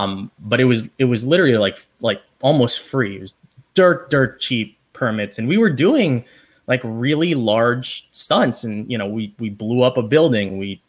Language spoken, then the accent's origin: English; Los Angeles, California, United States; moved away as an adult; now in Atlanta, United States; I was born and raised in Los Angeles and started my career there in 2015 is when I left and came to Atlanta.